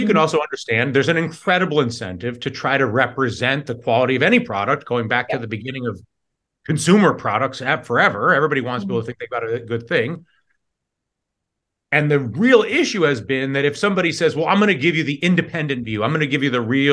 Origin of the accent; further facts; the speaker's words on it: New York, United States; I'm from New York